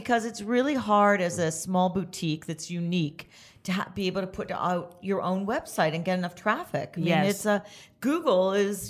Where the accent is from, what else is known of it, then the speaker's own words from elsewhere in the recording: Canada; moved away; Like, I'm from Canada. No, seriously, I'm from Canada, and it would be... It gets so cold there.